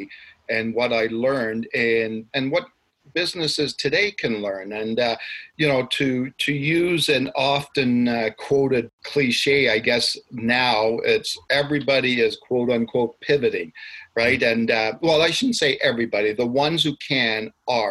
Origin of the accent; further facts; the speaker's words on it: Ottawa, Ontario, Canada; moved away as an adult; also born or lived in Nelson, British Columbia; now in Calgary, Canada; I'm actually born and raised in Ottawa.